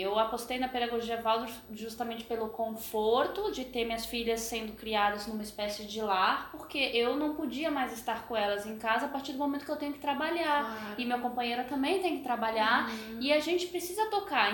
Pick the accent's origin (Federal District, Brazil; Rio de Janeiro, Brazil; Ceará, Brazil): Federal District, Brazil; Brasília; moved away; Nós viemos de Brasília, né? Uhum. Morei muito tempo lá.